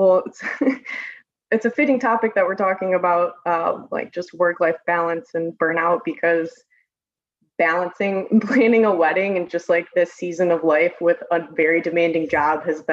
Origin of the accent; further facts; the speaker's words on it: Detroit, Michigan, United States; moved away as an adult; now in Austin, United States; I originally grew up in the Metro Detroit area, like born and raised in Michigan